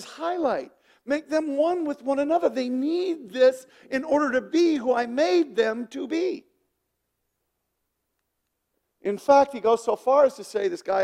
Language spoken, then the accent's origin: English; Wyoming, United States; I'm from Wyoming.